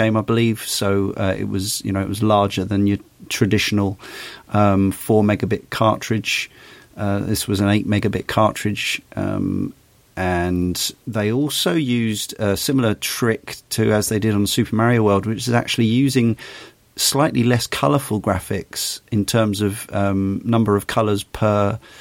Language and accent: English; United Kingdom; I'm coming as a British kid who came, young adult by this point